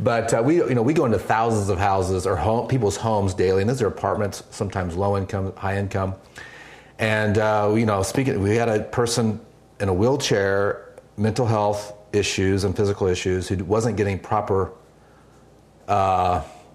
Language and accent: English; Kansas City, Missouri, United States; I'm from Kansas City